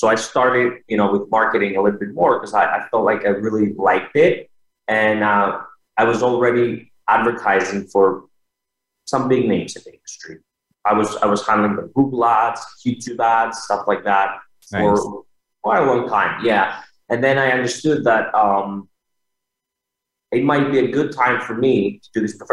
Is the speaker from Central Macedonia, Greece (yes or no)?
yes; Thessaloniki, Central Macedonia, Greece; moved away; I grew up in Thessaloniki, Greece